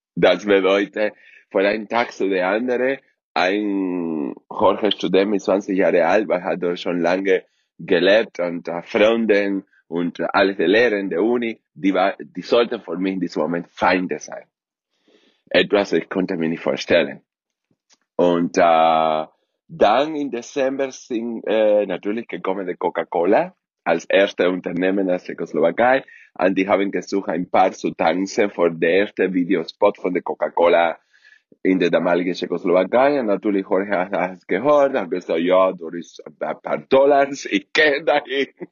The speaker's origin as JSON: {"language": "German", "country": "Cuba", "tie": "born or raised there", "second_language": "German", "moved": "as an adult", "said": "in einem der besten Internat auf Kuba"}